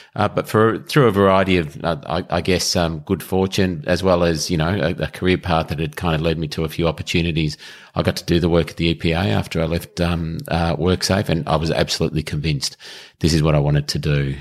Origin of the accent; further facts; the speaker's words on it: Melbourne, Victoria, Australia; I grew up in Melbourne, lived in Melbourne, uh, all my life